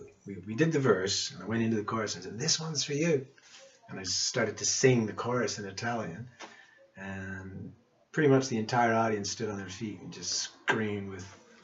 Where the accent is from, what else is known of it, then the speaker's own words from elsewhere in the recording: Cape Breton Island, Nova Scotia, Canada; moved away; also born or lived in London / Scottish Highlands; Because I came from Cape Breton Island, Nova Scotia, and I'd been on boats and I was familiar with the sea.